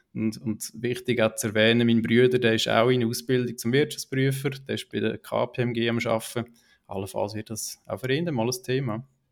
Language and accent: German; Niederwil, Aargau, Switzerland; now in Wohlen, Switzerland; aufgewachsen in Niederwil, ähm, unterdessen in Wolle wohnhaft